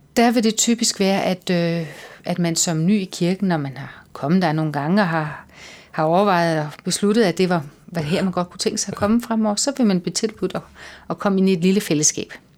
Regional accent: Lolland-Falster, Zealand, Denmark; now in Copenhagen, Denmark; Jeg kommer fra Lolland Falster

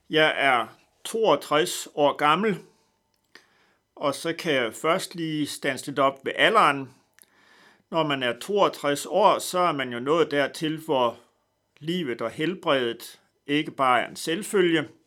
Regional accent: North Denmark Region, Denmark; men jeg er født i Vendsyssel, langt væk fra København. Født på en gård, en slægtsgård i nærheden af Dronlund. Og på den måde er jeg nok lidt speciel ved, at jeg er opvokset på en, en slægtsgård

